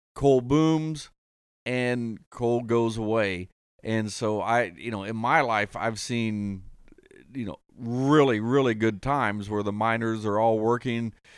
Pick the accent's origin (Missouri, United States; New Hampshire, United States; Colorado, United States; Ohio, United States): Ohio, United States; Columbus; also born or lived in Martin County, Kentucky; I grew up in Columbus. The family was from Martin County